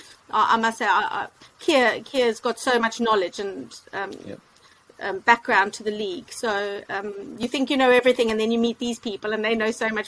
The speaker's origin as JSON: {"language": "English", "town": "Cape Town", "region": "Western Cape", "country": "South Africa", "lives_now": "United Kingdom", "said": "From Cape Town."}